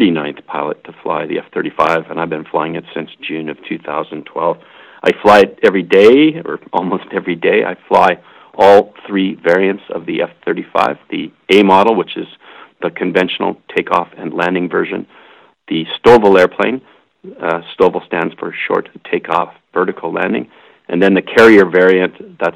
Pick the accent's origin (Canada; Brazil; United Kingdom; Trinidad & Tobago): Canada; I flew there as a Canadian officer on exchange with the United States Air Force